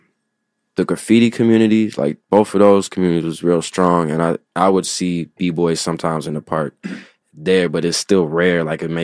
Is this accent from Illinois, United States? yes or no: yes; Chicago, Illinois, United States; I'm from Morgan Park.